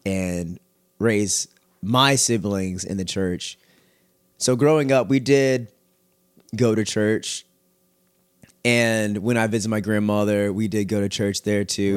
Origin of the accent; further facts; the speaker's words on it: Richmond, Texas, United States; also born or lived in Missouri City, Texas / Katy, Texas; I grew up in Richmond area